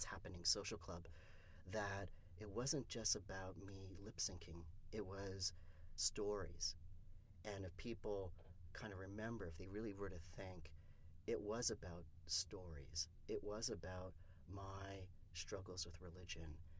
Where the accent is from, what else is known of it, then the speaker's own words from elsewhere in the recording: Canada; I'm from Canada